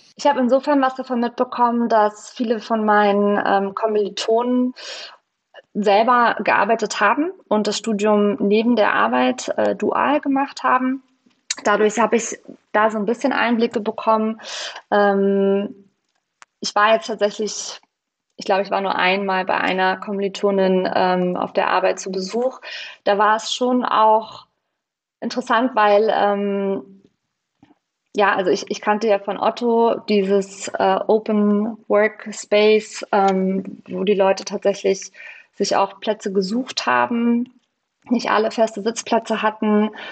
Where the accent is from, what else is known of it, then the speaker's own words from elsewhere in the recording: Baltic coast, Mecklenburg-Vorpommern, Germany; moved away as an adult; now in Berlin, Germany; an die Ostsee in meine Heimat